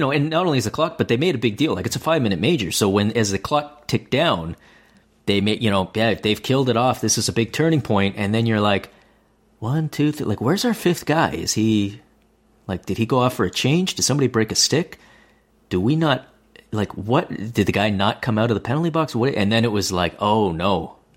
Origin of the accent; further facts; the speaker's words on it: Canada; as a Canadian